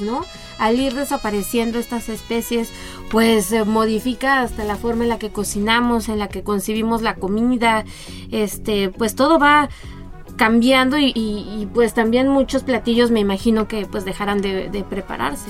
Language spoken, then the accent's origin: Spanish; Mexico; como mexicanos somos los que partimos el pastel